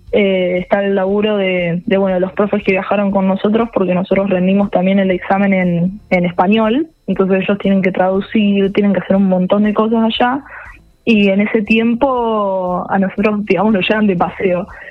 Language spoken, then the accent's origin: Spanish; Rosario, Santa Fe, Argentina